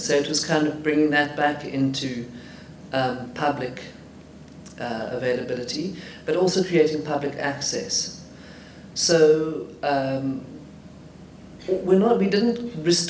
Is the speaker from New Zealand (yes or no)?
no; Johannesburg, Gauteng, South Africa; when I was growing up in Johannesburg